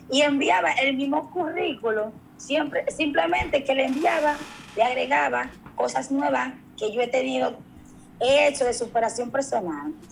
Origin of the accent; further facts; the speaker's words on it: María Trinidad Sánchez, Dominican Republic; Yo es una joven de 28 años de edad, de aquí, de la provincia de María Trinidad Sánchez